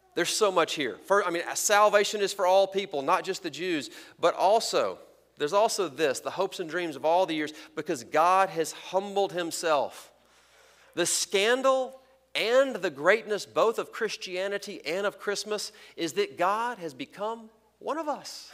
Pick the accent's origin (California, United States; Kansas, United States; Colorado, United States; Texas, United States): Texas, United States; moved away; I'm from Texas